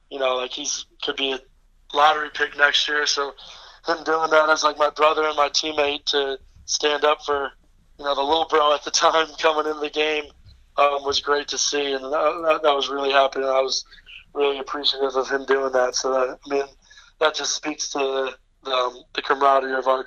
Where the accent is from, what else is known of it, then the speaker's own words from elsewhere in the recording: Poughkeepsie, New York, United States; I'm from Poughkeepsie. So we grew up playing local AAU together